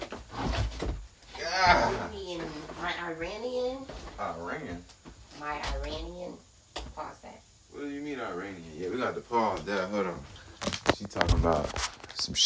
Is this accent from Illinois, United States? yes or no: no; Clayton County, Georgia, United States; Clayco, man. I'm from Clayton County.